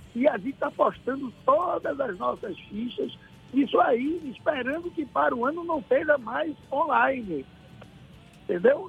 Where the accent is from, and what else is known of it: Lençóis, Bahia, Brazil